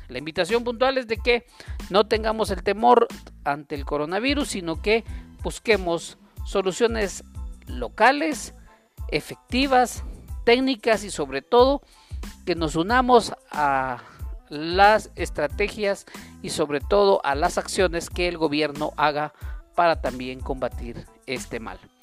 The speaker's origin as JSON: {"language": "Spanish", "country": "Guatemala", "said": "como guatemaltecos"}